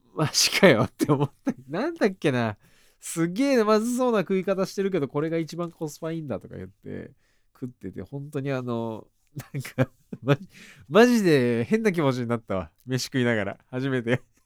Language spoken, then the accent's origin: Japanese; Hiezu, Tottori, Japan; born or raised there; moved away as an adult; now in Tokyo, Japan